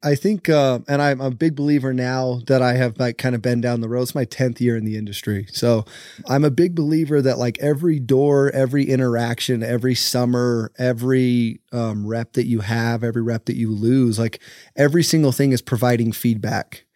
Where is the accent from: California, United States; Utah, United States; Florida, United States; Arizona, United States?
Utah, United States; St. George; I born and raised in St. George, Utah